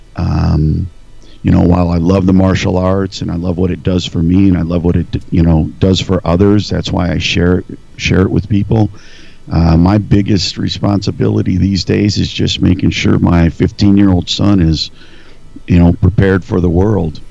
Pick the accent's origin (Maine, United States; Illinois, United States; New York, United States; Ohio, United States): Ohio, United States; Northeast; moved away as an adult; now in Nebraska, United States; I grew up in Northeast Ohio, right on Lake Erie, uh, mm-hmm. about 25 miles east of Cleveland, tiny small town